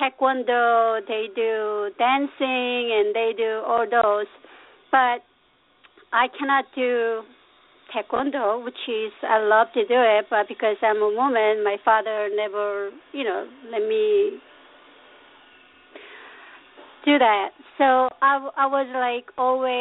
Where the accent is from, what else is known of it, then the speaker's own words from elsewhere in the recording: South Korea; English is a second language; moved away as an adult; now in United States; I was raised in Korea, and my father, my parents were very traditional Korean